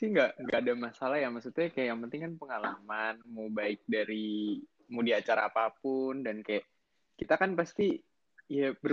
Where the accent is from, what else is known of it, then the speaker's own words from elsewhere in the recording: Bekasi, West Java, Indonesia; also born or lived in Jakarta; gue lahir di Jakarta 30 Juli 2002 berarti Leo ya zodiak gue ya. Terus gue uh, habis itu gue tinggal di Bekasi, kota Bekasi, tapi ya deket-deket Jakarta lah ya.